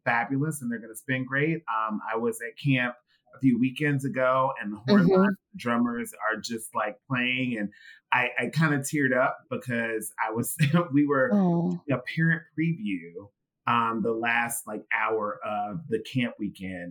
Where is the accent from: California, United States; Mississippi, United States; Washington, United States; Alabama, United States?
Mississippi, United States; I'm originally from Mississippi